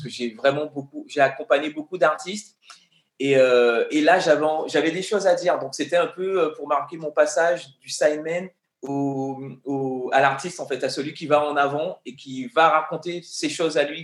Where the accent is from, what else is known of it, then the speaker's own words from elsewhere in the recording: Guadeloupe; moved away as an adult; also born or lived in Paris; j'ai grandi en Guadeloupe. Et quand je suis arrivé à Paris à l'âge de 19 ans